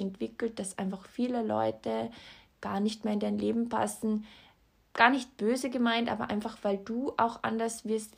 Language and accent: German; Austria; bei uns in Österreich